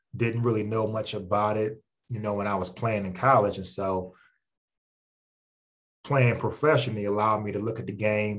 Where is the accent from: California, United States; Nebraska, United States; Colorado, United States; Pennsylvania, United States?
Pennsylvania, United States; Philadelphia; moved away as an adult; now in Billings, United States; being from Philadelphia, obviously that's my hometown